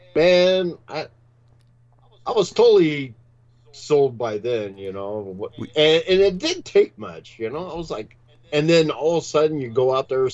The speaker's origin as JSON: {"language": "English", "town": "Long Beach", "region": "California", "country": "United States", "moved": "yes", "said": "I came from Long Beach, California."}